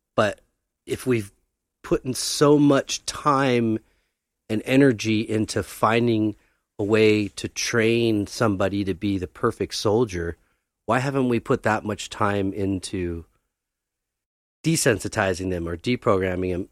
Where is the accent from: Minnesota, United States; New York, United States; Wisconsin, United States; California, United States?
California, United States; Los Angeles; also born or lived in Thousand Oaks, California; born and raised in Venice